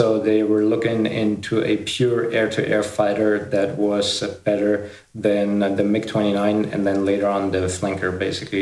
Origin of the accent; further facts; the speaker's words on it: Ingolstadt, Bavaria, Germany; English is a second language; I was born in Ingolstadt, Bavaria, in Germany. That's right now where I'm